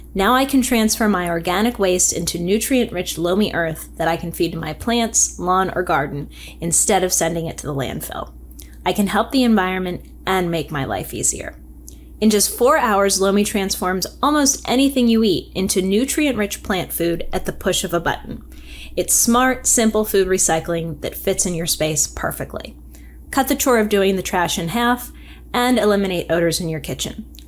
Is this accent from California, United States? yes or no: no; Virginia, United States; I'm proud of my home state of Virginia